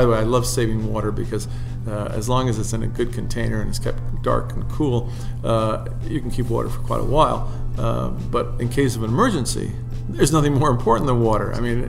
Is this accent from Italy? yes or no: yes; Italy; moved away; I grew up overseas in Italy, and my parents didn't let me drink soft drinks.